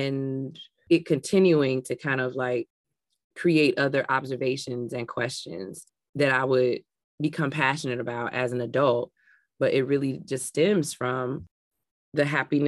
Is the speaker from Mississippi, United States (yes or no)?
no; Chicago, Illinois, United States; I had a beautiful childhood growing up in Englewood